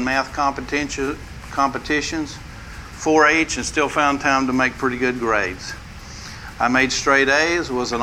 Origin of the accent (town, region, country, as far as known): West Texas, United States; born or raised there